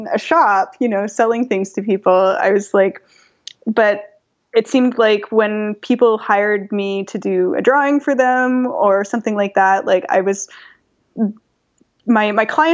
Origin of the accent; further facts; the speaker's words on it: Toronto, Ontario, Canada; also born or lived in London / New York / Paris; my hometown, Toronto